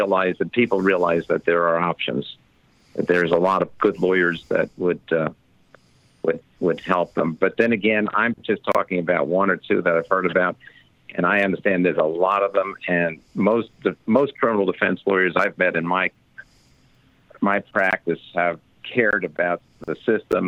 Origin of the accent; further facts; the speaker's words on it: United States; also born or lived in Canada; I'm American.